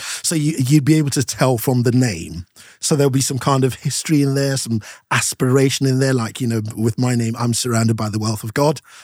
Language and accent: English; Nigeria; moved away as an adult; now in United Kingdom; from seven all the way through to nineteen ninety, I lived in Nigeria, so I had my primary school, uh, secondary school, uni, all in Nigeria